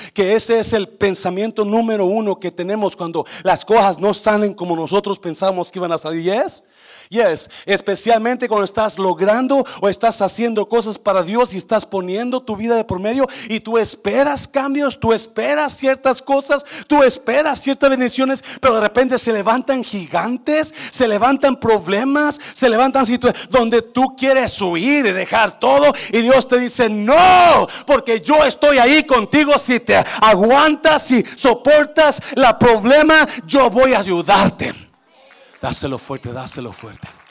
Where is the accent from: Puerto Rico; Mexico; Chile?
Mexico; Nayarit; also born or lived in Guanajuato; yo nací en el estado de Guanajuato, que es un estado seco, árido, pero me crié en el estado de Nayarit